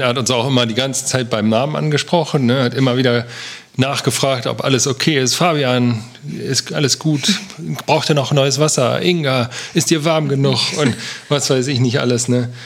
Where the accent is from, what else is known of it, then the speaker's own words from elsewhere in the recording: Germany; wir aus Deutschland kommen